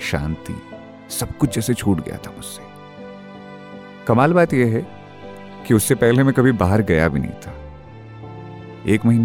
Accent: India; moved away as an adult; मैं बचपन से पहाड़ों में पला पड़ा

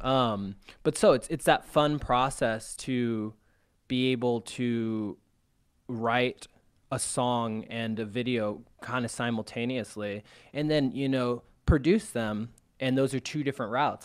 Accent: California, United States; moved away as an adult; also born or lived in Arizona; now in Chicago, United States; I was born in Arizona. I was raised in California. Came out to Chicago about three and a half years ago

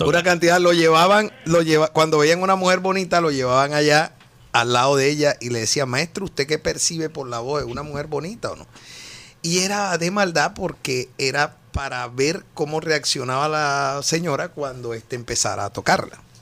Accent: Colombian Caribbean coast, Colombia; moved away; also born or lived in Bogotá; como todo costeño, yo llegaba y siempre era haciendo música con los lápices

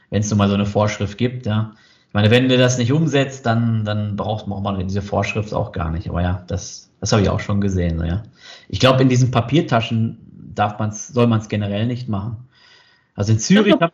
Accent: North Rhine-Westphalia, Germany; Ich komme aus Nordrhein-Westfalen und unser höchster Berg in der Gemeinde ist eine Abraumhalde aus dem Kohlebergbau

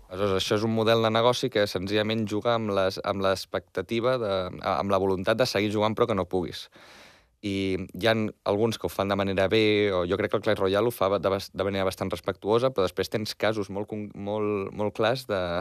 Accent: Barcelona, Catalonia, Spain; jo em vaig néixer a Barcelona, Hospital de Sant Pau, he viscut a Barcelona tota la vida

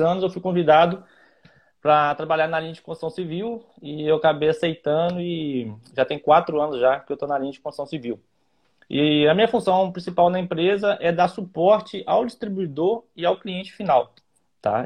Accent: Ubá, Minas Gerais, Brazil; eu sou aqui de Ubá, né, que é um polo moveleiro muito grande

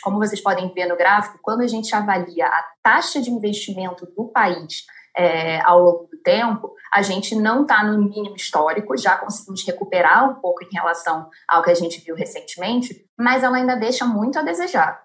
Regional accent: Brazil; como brasileiros

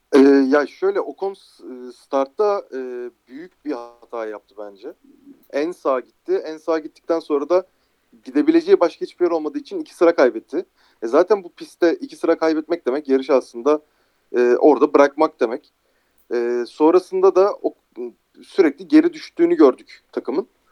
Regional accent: Turkey

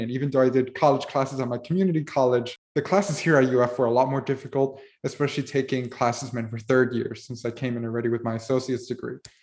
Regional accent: Miami, Florida, United States; being born and raised in Miami my entire life

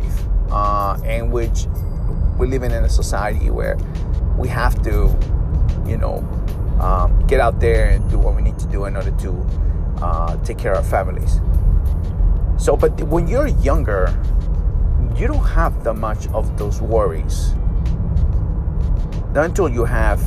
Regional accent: Peru; moved away; growing up in Peru

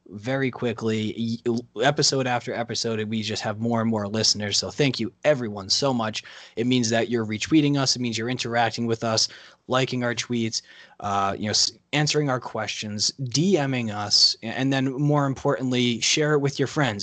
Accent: New England, United States; growing up in New England over the past twenty years

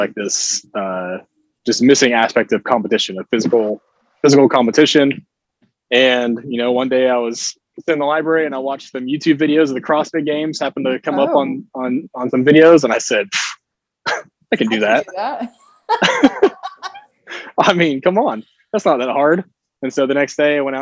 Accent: Kingsport, Tennessee, United States; also born or lived in Kentucky / Atlanta; I grew up in Kingsport, so around here, nearby, and then went to college up in Kentucky where I played football

